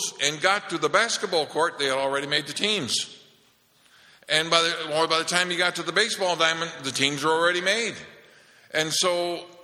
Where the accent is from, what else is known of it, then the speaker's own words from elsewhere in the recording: Holland, Michigan, United States; We're growing up in Holland, Michigan, and Marlene and I went to the same grade school that our mother went